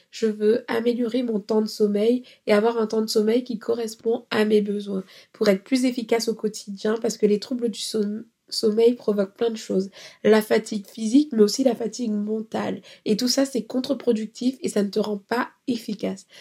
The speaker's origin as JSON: {"language": "French", "country": "France", "said": "nous, on est des Français"}